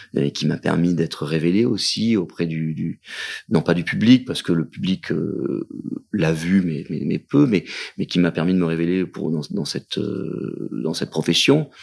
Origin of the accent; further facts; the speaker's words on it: Digne-les-Bains, Provence-Alpes-Côte d'Azur, France; moved away; also born or lived in Marseille; à Digne, euh, quand j'ouvrais les fenêtres de la maison euh, au printemps